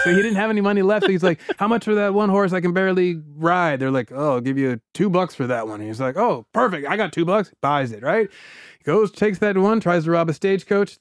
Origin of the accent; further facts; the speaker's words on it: Georgia, United States; my home state of Georgia